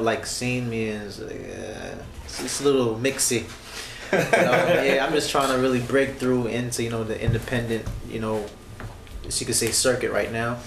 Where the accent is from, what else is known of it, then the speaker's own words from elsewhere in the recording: United States; just being American